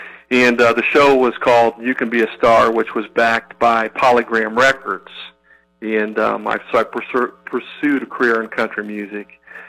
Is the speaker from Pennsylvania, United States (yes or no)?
no; Beavercreek, Ohio, United States; also born or lived in Englewood, Ohio; So I grew up in Beaver Creek.